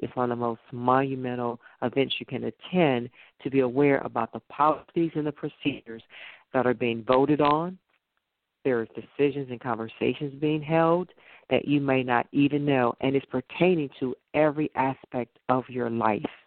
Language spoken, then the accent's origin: English; Detroit, Michigan, United States; here in my hometown of Detroit